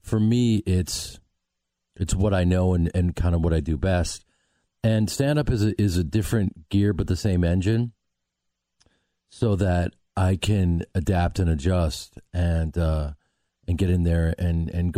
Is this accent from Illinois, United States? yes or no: yes; Chicago, Illinois, United States; moved away; I'm from Chicago